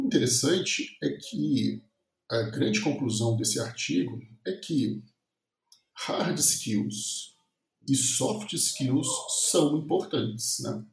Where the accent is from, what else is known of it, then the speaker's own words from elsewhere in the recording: Viçosa, Minas Gerais, Brazil; eu sou de Viçosa, no interior de Minas Gerais